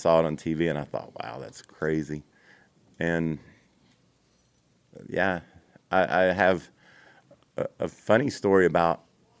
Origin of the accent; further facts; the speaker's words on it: Kentucky, United States; And I was so fast in that, you know, and I was this sissy from Kentucky, you know